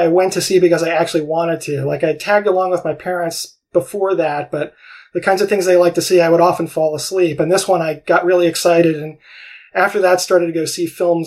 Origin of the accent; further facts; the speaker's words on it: New York City, New York, United States; I grew up in New York City, and I was what they used to call a latchkey kid